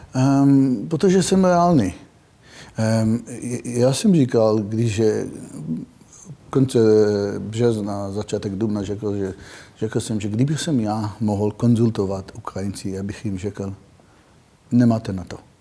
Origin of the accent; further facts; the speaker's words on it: Israel; Czech is a second language; moved away as an adult; now in Czech Republic; pocházím z Izraele takže narodil jsem do války, žil jsem pořád ve, ve stresu